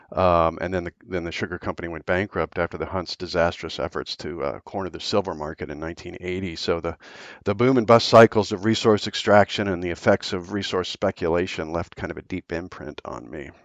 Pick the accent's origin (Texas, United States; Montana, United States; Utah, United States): Montana, United States; Billings; when I was a kid growing up in Billings, Montana